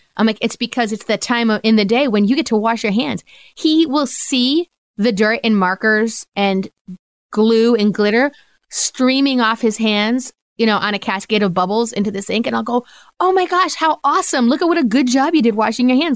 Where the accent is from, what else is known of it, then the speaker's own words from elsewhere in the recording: Rhode Island, United States; now in Pennsylvania, United States; I grew up in Rhode Island.